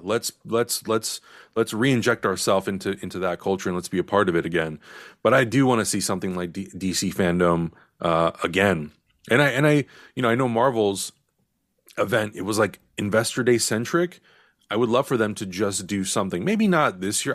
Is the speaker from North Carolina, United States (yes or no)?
no; San Diego, California, United States; moved away; I'm from San Diego, so my family is all down there